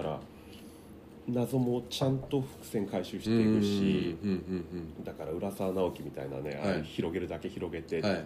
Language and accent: Japanese; Takasaki, Gunma, Japan; 地元の高崎